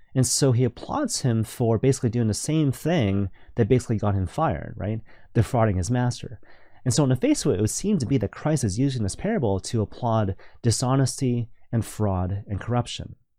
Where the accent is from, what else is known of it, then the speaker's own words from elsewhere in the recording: Vancouver, British Columbia, Canada; now in Toronto, Canada; I'm originally from Vancouver